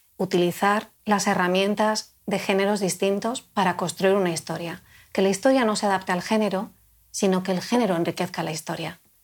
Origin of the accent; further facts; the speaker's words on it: Spain; first language Spanish; Yo crecí en la España mi infancia y mi adolescencia transcurrió